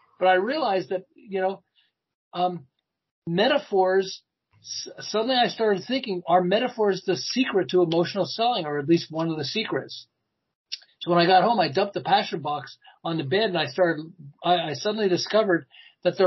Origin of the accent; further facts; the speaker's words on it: Montreal, Quebec, Canada; moved away as an adult; now in Southern California, United States; I'm originally from Montreal, and I ran an advertising agency in Montreal